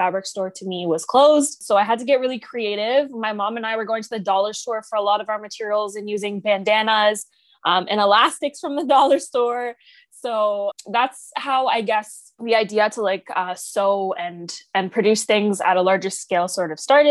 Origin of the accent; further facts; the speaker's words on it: Oakville, Ontario, Canada; I'm from Oakville, Ontario